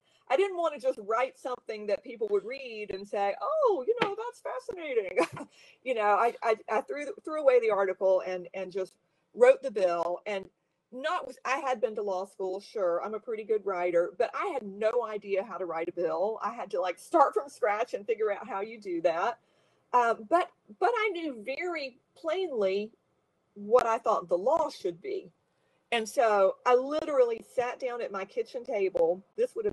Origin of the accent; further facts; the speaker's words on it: South Carolina, United States; moved away; my family had moved to South Carolina, which is my home state by this time